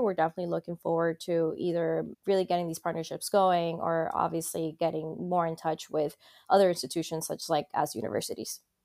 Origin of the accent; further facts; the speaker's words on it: Colombia; now in Miami, United States; when I was growing up in Colombia